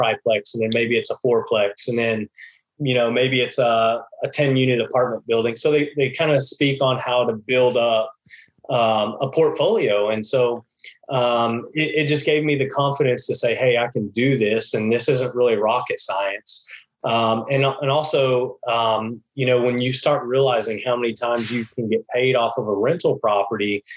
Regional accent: Texas, United States; moved away as an adult; also born or lived in Dallas, Texas; now in Missouri, United States; I grew up in Texas

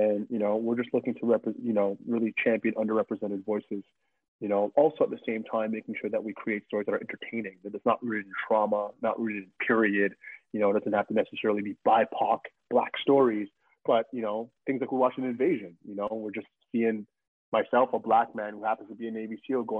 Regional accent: Canada; I'm a Canadian

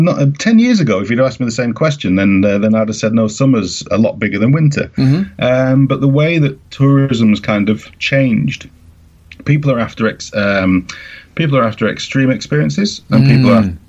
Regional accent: Manchester, North West England, United Kingdom; now in Tromsø, Norway; I come from Manchester

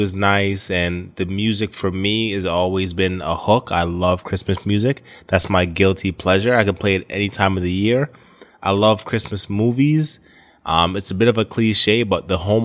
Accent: Poughkeepsie, New York, United States; now in Florida, United States; I spent most of my time growing up in New York, Poughkeepsie, New York

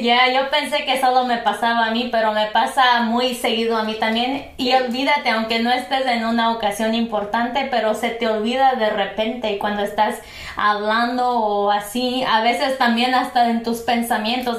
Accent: Purépecha pueblo, Michoacán, Mexico; first language Purépecha; Spanish is a second language; now in United States; el idioma purépecha en mi pueblo de por sí ya no se habla al cien por ciento

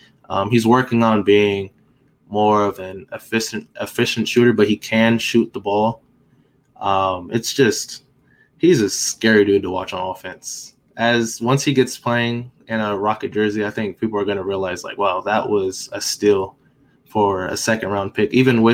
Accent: Seattle, Washington, United States; So we're both from Seattle. He went to Rainier Beach High School at the time. I was going to Lindbergh High School.

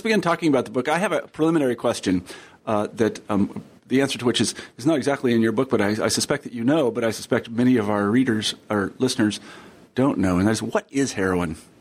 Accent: Wichita, Kansas, United States; I grew up in Wichita, Kansas, where people think it's, it's entirely homogenous

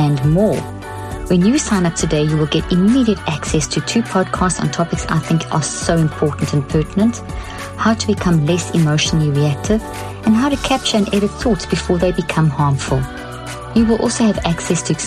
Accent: South Africa; also born or lived in Zimbabwe; I was born in Zimbabwe and grew up in South Africa

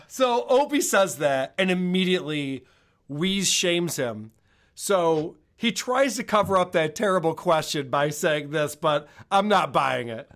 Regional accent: Rochester, New York, United States; Rochester, which is my hometown

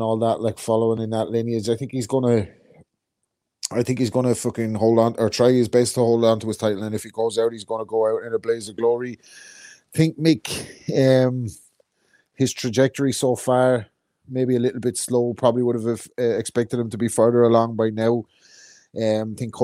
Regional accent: Ireland; I'm Irish.

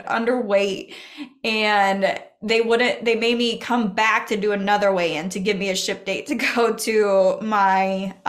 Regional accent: Oxford, Nebraska, United States; born or raised there

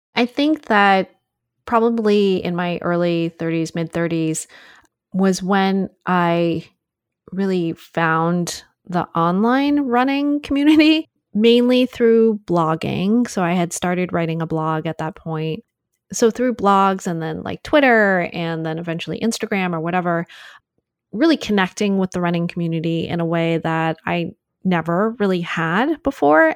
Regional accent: United States; being Asian American

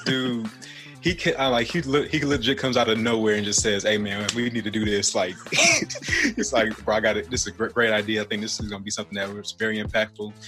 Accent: Detroit, Michigan, United States; moved away; I was born in Detroit, Michigan, actually, and um, I was gr- growing up there

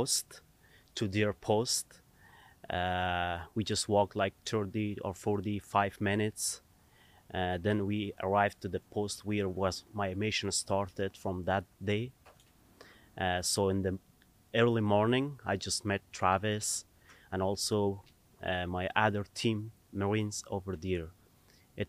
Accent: Kabul, Afghanistan; moved away as an adult; now in Tennessee, United States; Originally, I'm from Afghanistan. I was born in Kabul

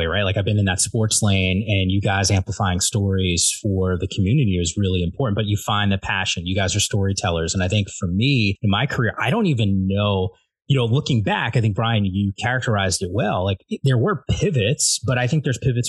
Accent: New Jersey, United States; I grew up in New Jersey.

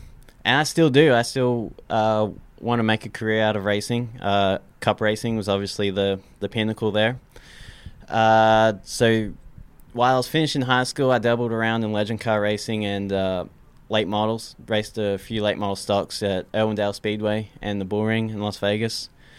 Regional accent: Australia; I was born and raised in Australia, a small country town in Australia.

